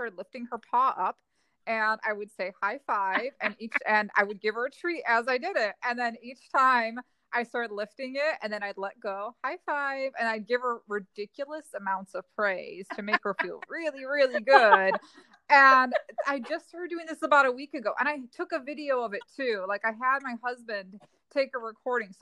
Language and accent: English; Ohio, United States; I'm originally from Ohio